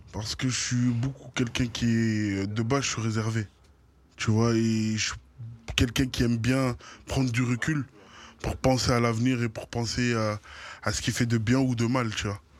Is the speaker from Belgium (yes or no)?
yes; Brussels, Brussels-Capital Region, Belgium; c'est mon quartier de naissance